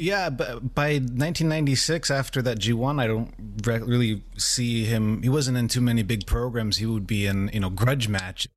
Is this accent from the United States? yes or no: yes; United States; as an American